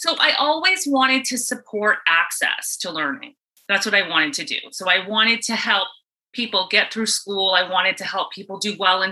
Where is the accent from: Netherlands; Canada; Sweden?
Canada; East Coast of Canada; moved away as an adult; also born or lived in Ontario; now in Tampa, United States; I'm from the East Coast of Canada